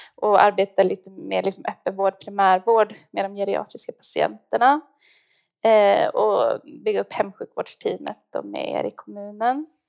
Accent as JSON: {"language": "Swedish", "town": "Stockholm", "region": "Stockholm County", "country": "Sweden", "moved": "as an adult", "lives_now": "Gällivare, Sweden", "said": "jag är stockholmare faktiskt"}